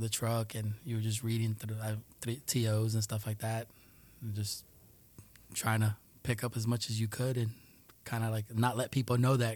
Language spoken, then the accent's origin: English; New York City, New York, United States; first language Spanish; English is a second language; also born or lived in Colombia / Tuluá, Colombia; I grew up in Jackson Heights.